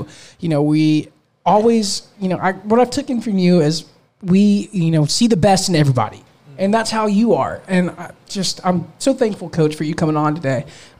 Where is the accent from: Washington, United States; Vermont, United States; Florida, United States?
Florida, United States; Polk County; we're two guys from Polk County